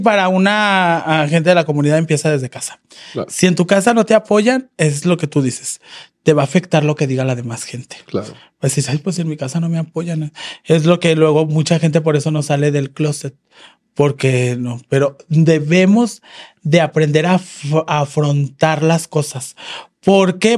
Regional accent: León, Guanajuato, Mexico; now in Guadalajara, Mexico; yo soy de León, Guanajuato

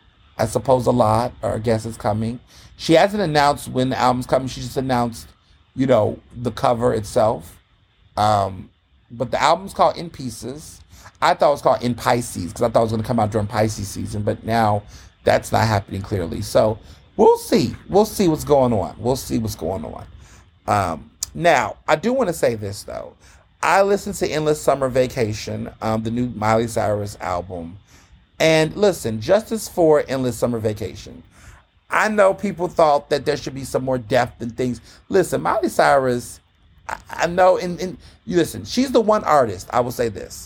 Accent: Houston, Texas, United States; I grew up in Houston.

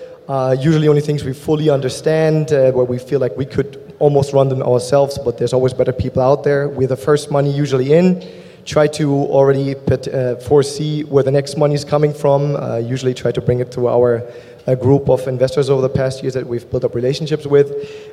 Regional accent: Germany; accent: German; English is a second language; moved away as an adult; also born or lived in Berlin, Germany; now in United States; You'll soon be able to tell by my German accent where I'm from. So Germany, Berlin is where I started my first companies.

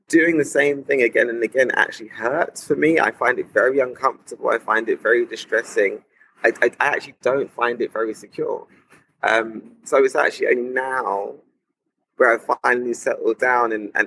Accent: London, United Kingdom; as a black person growing up in London in the 90s

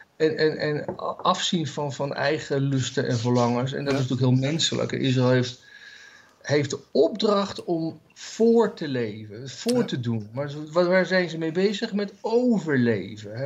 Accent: Netherlands

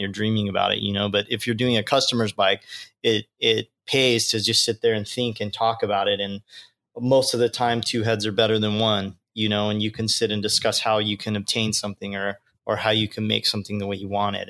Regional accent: Long Beach, California, United States; growing up in Long Beach and growing up on the West Coast here on the beach

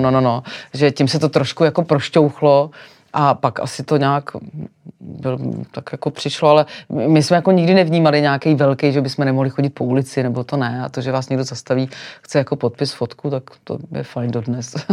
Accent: Sokolov, Karlovy Vary Region, Czechia; now in Prague, Czech Republic; já jsem přišla do Prahy Řekla jsem, že jsem ze Sokolova

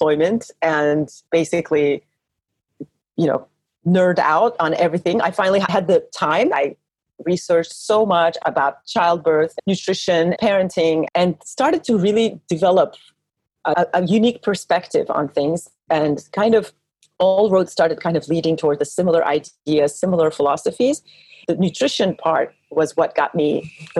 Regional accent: Turkey; moved away as an adult; also born or lived in United States / New York; now in France; I'm Turkish. I grew up in Turkey

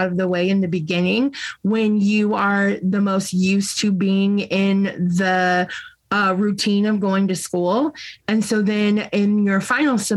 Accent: Bloomington, Illinois, United States; I was born right here in Bloomington Normal, and I attended Normal Community West High School

